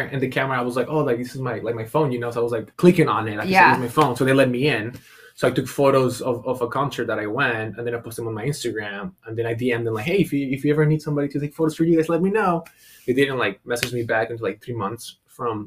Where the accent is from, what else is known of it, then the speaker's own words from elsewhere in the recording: San Diego, California, United States; I grew up in San Diego